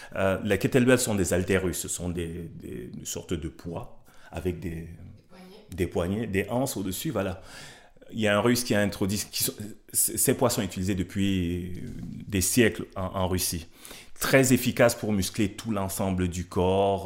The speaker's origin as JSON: {"language": "French", "country": "Cameroon", "tie": "born or raised there", "moved": "yes", "said": "je viens d'Afrique, je viens du Cameroun. J'ai grandi entouré de femmes"}